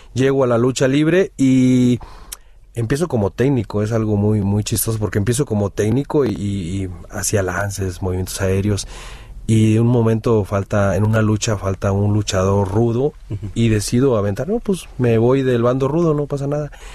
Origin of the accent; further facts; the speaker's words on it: Tamaulipas, Mexico; moved away; desde que salí de mi pueblo en Tamaulipas